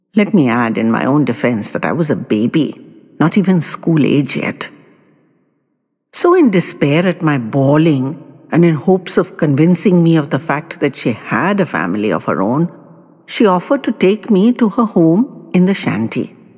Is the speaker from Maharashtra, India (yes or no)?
yes; Mumbai, Maharashtra, India; when I was a very little boy growing up in Mumbai